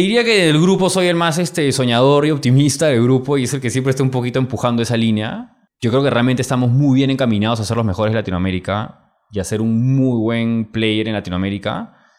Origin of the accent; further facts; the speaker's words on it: Peru; ¿de dónde eres? Perú.